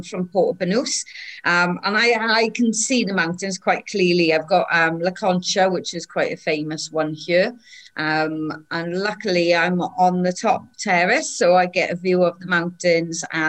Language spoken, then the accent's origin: English; Wales, United Kingdom; also born or lived in England / Ireland; I'm Welsh, but I'm also English and Irish.